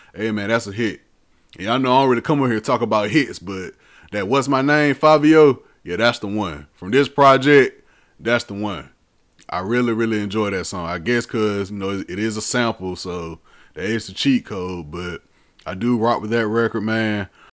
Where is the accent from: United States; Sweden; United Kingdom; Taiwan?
United States; the South; I'm from the South